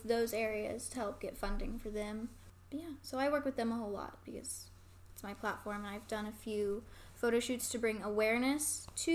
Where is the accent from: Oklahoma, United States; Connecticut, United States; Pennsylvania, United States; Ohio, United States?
Oklahoma, United States; Lawton; I grew up in Lawton